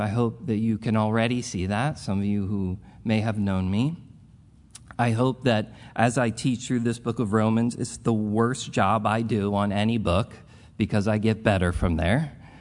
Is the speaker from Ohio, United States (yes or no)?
no; Philadelphia, Pennsylvania, United States; I'm a product of the group, this group of people. Um, the, I am as old as the church